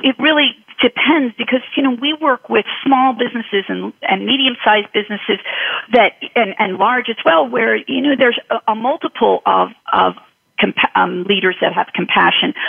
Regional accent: Philadelphia, Pennsylvania, United States; I grew up in Philly

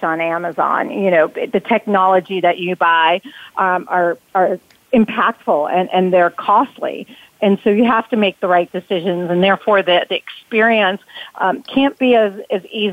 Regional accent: New York, United States; now in Atlanta, United States; Growing up in New York

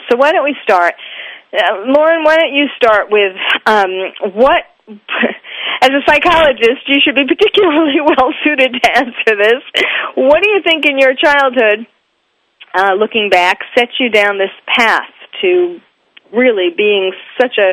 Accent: New York, United States; you can tell I'm from New York

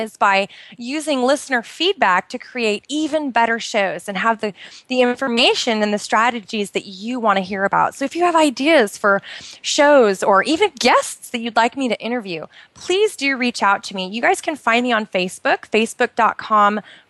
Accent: Pacific Northwest, United States; moved away as an adult; now in Bahrain; I grew up in the Pacific Northwest

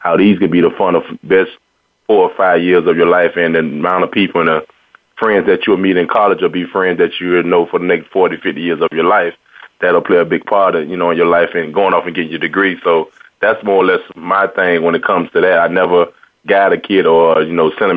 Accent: Miami, Florida, United States; being a kid from Miami and growing up in the Hurricane era

